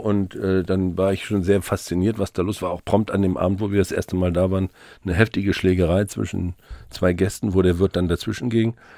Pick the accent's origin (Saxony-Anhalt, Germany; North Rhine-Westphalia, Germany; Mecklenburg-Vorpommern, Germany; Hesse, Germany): Mecklenburg-Vorpommern, Germany; now in Hamburg, Germany